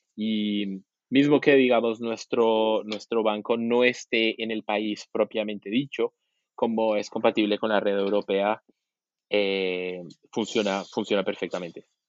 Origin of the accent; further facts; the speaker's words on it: Colombia; also born or lived in Argentina; now in Brazil; yo, soy colombiano, eh, viví también en Argentina unos cinco años y ahora estoy diez años en Brasil